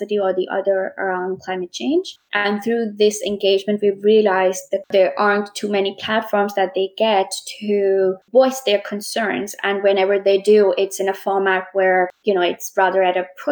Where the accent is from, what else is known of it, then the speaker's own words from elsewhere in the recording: Pakistan; moved away as an adult; also born or lived in Scotland; my home country, Pakistan.